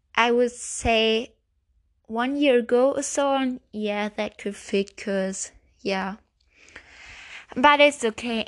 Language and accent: English; Germany; English is a second language; I'm German. And, yeah, I'm speaking English